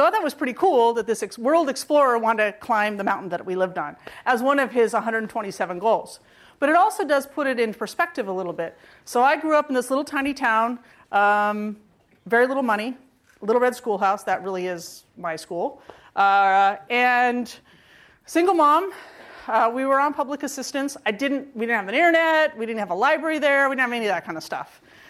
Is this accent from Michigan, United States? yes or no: no; California, United States; And I was from California. And I thought to myself, what are the chances that I could be the one person picked from California?